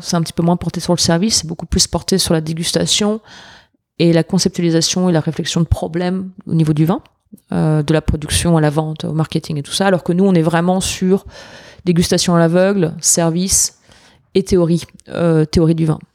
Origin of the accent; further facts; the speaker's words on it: France; now in New York, United States; en tant que Français